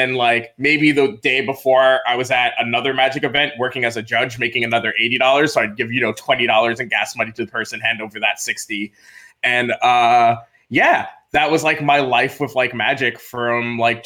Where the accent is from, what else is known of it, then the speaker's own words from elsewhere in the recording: Freeport, New York, United States; moved away; I grew up on Long Island, New York, in Nassau County in a small incorporated village known as Freeport